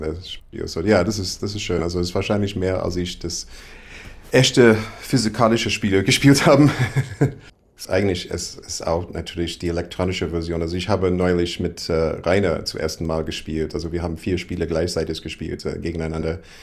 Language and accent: German; Iowa, United States; German is a second language; moved away as an adult; also born or lived in Berlin; now in Germany; ich komme aus Iowa, ist sehr landlich